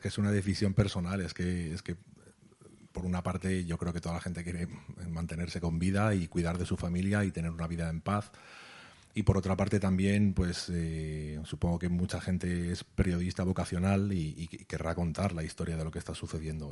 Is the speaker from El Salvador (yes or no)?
no; Spain; que no vivo en Palestina, que tengo un pasaporte español